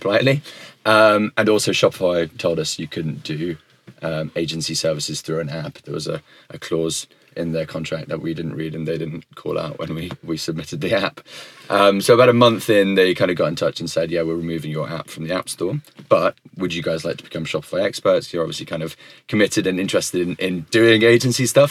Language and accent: English; United Kingdom; also born or lived in United States; I am British